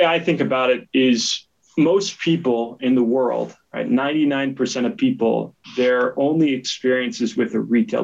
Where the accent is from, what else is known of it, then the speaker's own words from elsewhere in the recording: United States; moved away as an adult; also born or lived in New York; now in Switzerland; I was born in the United States, but you know, came to Switzerland in 2017 to pursue my MBA at IMD